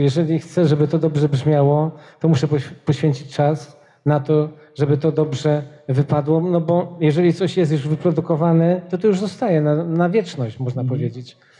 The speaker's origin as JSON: {"language": "Polish", "town": "Poznań", "region": "Greater Poland", "country": "Poland", "also_born_or_lived": "Wrocław", "moved": "yes", "said": "ja jestem z Poznania"}